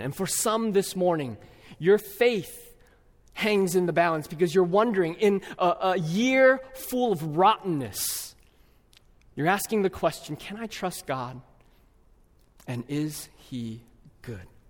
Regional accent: California, United States; now in Twin Cities, United States; my home state of California

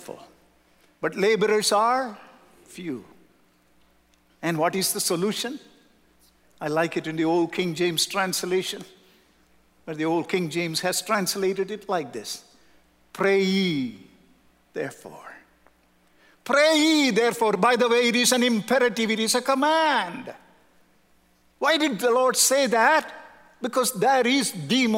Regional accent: South India, India; moved away; also born or lived in Southern California; We are from South India.

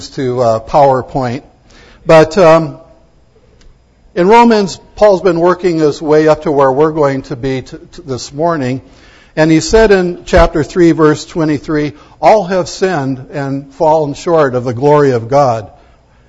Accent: United States; I'm proud to be an American

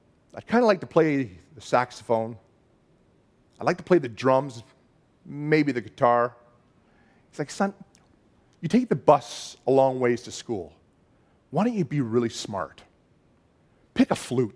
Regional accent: Bolton, Ontario, Canada; when I was a kid, we grew up in Bolton, Ontario.

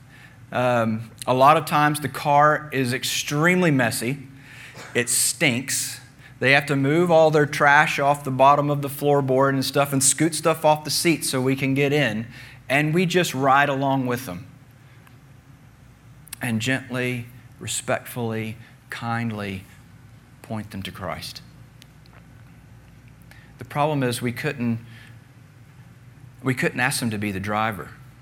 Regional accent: United States; moved away as an adult; also born or lived in New Zealand; as an American

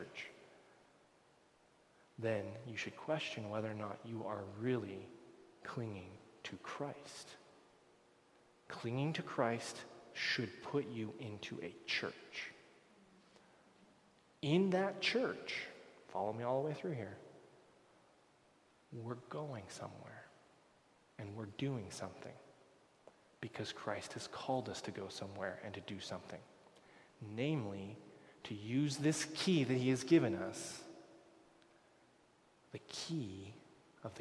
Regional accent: United States; moved away as an adult; now in Canada; I'm an American I'm becoming a Canadian

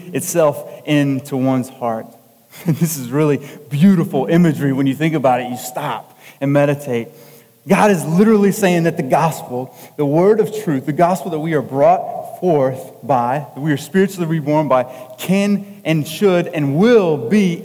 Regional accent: the South, United States; I'm from the South.

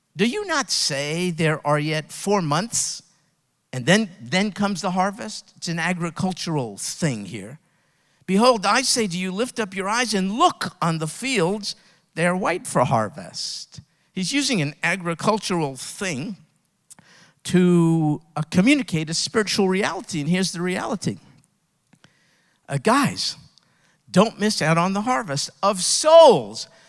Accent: United States; I was raised in America

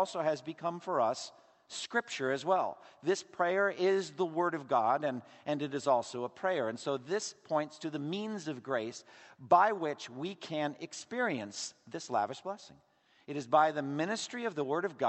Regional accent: Massachusetts, United States; my home state of Massachusetts

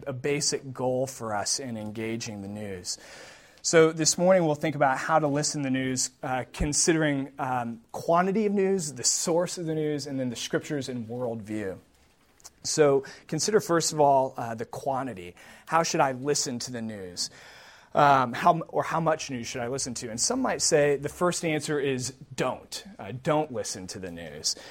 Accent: Wisconsin, United States; I grew up in Wisconsin

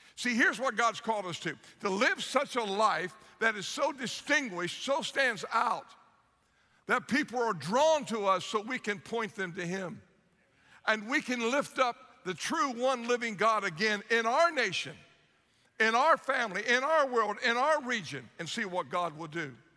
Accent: Ohio, United States; now in South Florida, United States; I'm from Ohio originally, and I grew up a big Ohio State fan

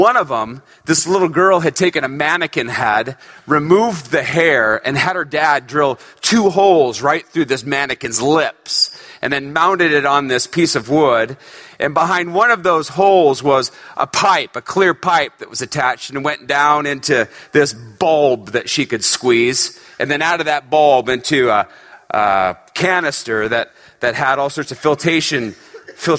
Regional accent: Northern California, United States; I grew up in Northern California

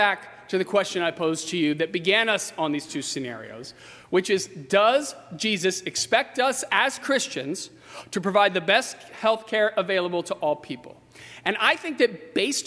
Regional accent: Fredericksburg, Virginia, United States; now in Arlington Heights, United States; my hometown in Fredericksburg, Virginia.

